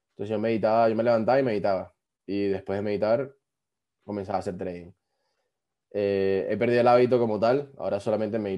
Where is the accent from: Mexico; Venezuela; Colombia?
Venezuela; moved away as an adult; Yo salí de Venezuela, yo había estudiado un año ingeniería informática.